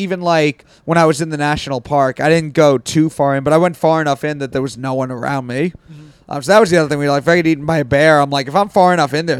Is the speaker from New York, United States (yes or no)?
yes; New York, United States; born or raised there